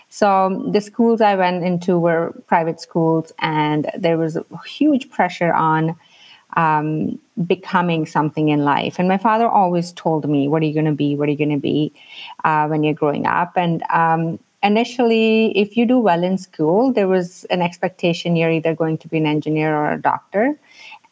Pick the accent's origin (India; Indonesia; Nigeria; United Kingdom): India; moved away as an adult; now in Canada; I grew up in India, so I think my upbringing was slightly different.